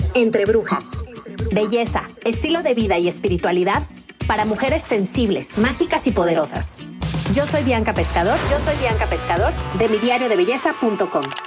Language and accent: Spanish; Mazatlán, Sinaloa, Mexico; yo soy de Mazatlán